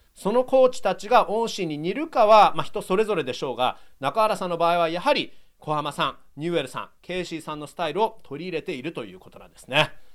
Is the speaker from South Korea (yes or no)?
no; Toronto, Ontario, Canada; 僕もやっぱりね、あのトロント出身です